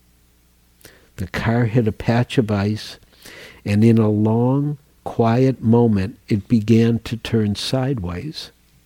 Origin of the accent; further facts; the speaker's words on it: Midwest, United States; I grew up in the Midwest